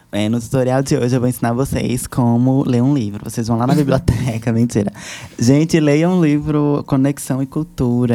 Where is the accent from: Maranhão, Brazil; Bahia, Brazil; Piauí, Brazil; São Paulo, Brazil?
Piauí, Brazil; moved away as an adult; now in Petrolina, Brazil; eu saí, né, da minha terra natal, que é do Piauí, e vim parar aqui em Petrolina